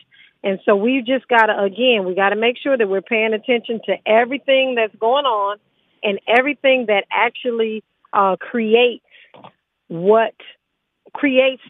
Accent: Los Angeles, California, United States; most of us that grew up in Los Angeles, we grew up on Taco Pete

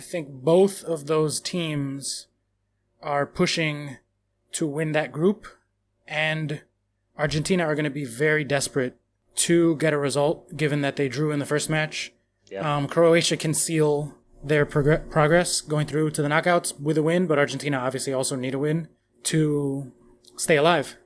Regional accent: United States; I'm American

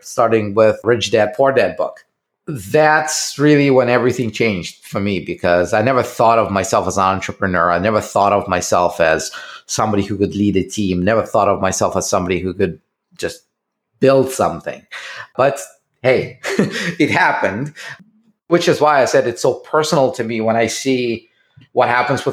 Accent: Russia; moved away as an adult; I was still living in Russia. And you can, I don't know if you can guess it by my accent

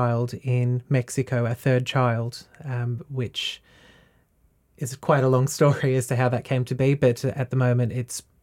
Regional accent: Latrobe Valley, Victoria, Australia; now in Warragul, Australia; I grew up in the Latrobe Valley, which is a little over half an hour down the road from here

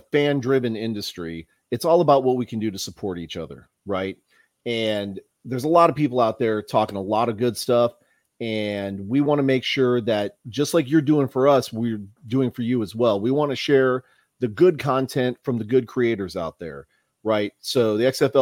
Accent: San Antonio, Texas, United States; also born or lived in Milwaukee, Wisconsin; I was born in Milwaukee, grew up down here in San Antonio

